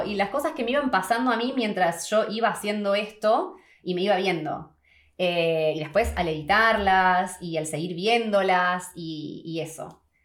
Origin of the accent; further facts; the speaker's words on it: Argentina; moved away as an adult; now in New Zealand; 12 años y medio desde que me fui de Argentina